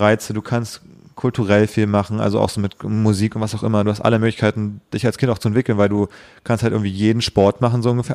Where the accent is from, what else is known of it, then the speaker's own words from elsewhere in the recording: Berlin, Germany; Ich bin genau in Berlin aufgewachsen